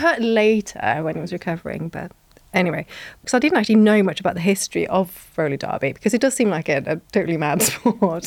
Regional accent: Norway; moved away; also born or lived in Bath; growing up in Norway

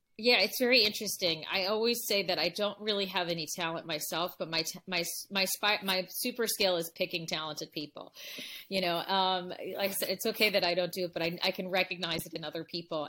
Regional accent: Los Angeles, California, United States; We grew up in the San Fernando Valley in L

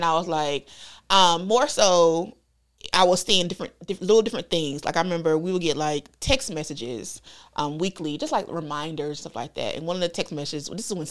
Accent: North Carolina, United States; I'm from North Carolina. Mm-hmm. I grew up in church, very religious household.

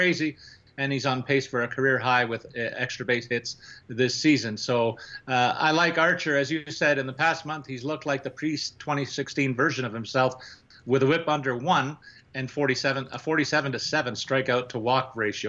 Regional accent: Toronto, Ontario, Canada; I'm from the Toronto area.

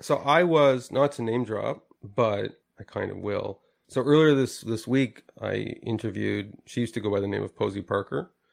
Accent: Canada; I'm a Canadian

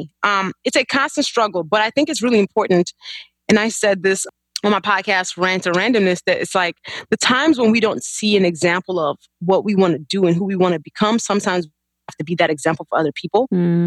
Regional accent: Chicago, Illinois, United States; also born or lived in Nigeria; So I was born in Nigeria and then we moved to Chicago when I was 9. Chicago's been home since.

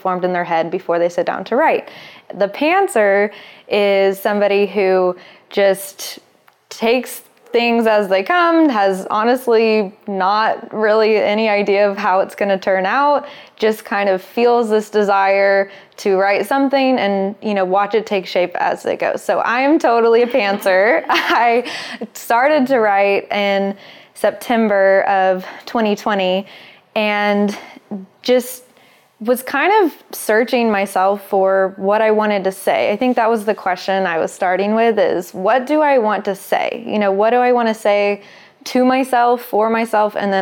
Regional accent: Little Rock, Arkansas, United States; moved away as an adult; now in Los Angeles, United States; I was born in Little Rock, Arkansas, into a religion called fundamentalist Christianity

